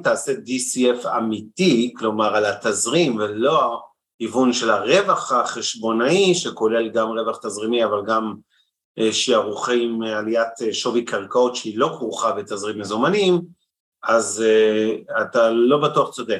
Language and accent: Hebrew; Israel